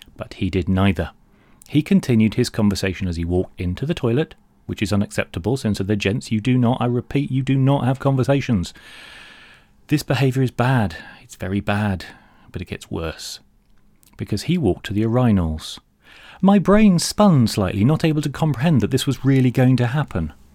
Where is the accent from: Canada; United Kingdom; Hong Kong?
United Kingdom; London; born or raised there